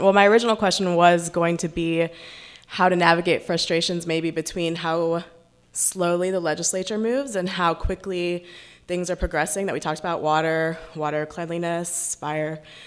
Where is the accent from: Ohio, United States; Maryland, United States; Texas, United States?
Texas, United States; moved away; I'm from Texas